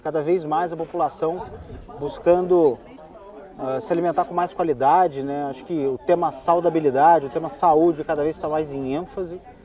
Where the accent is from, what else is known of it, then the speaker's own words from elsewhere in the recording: Brazil; a gente é brasileiro